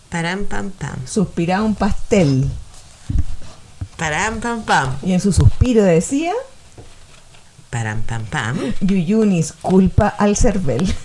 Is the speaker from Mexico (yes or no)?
no; Valparaíso, Chile; Somos de Valparaíso.